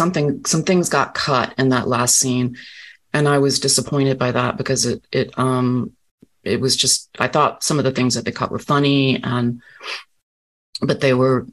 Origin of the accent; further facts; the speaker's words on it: Rocky Mount, North Carolina, United States; moved away; I'm Southern through and through. I was born in Rocky Mount, North Carolina.